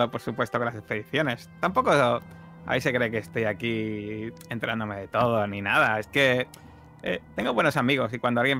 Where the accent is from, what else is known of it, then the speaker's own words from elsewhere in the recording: Havana, Cuba; porque me recuerda a la casa de mi infancia en La Habana. Era también de color azul. Allí las casas son muy coloridas.